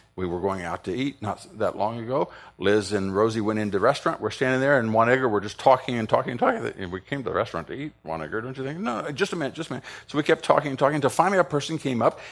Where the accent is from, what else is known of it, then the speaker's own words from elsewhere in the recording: Ohio, United States; I'm from Ohio